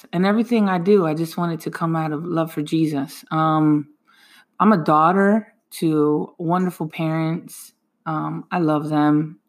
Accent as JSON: {"language": "English", "town": "Lancaster", "region": "Pennsylvania", "country": "United States", "tie": "born or raised there", "said": "I'm born and raised in Lancaster City. I love my city."}